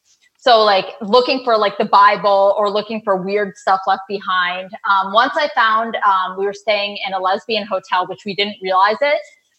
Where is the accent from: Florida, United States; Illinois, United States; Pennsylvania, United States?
Florida, United States; I grew up in Pittsburgh in Florida